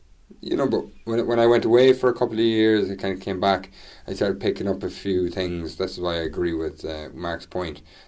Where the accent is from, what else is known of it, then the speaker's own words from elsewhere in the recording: west of Ireland, Ireland; moved away; growing up in the west of Ireland